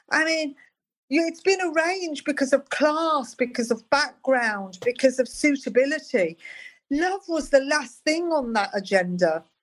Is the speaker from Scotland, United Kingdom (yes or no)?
no; Birmingham, West Midlands, United Kingdom; I was like growing up when Charles and Di got together, and it was like a really hard time. It was like I was growing up in Birmingham. It was dark. It was grim. It was depressing